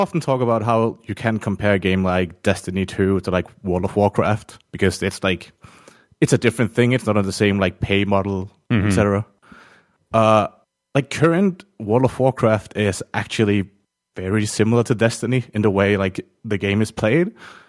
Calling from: Denmark; I'm calling from Denmark.

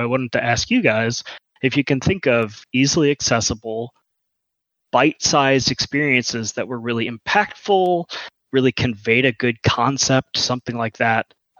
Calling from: Kentucky, United States; I'm calling from Kentucky.

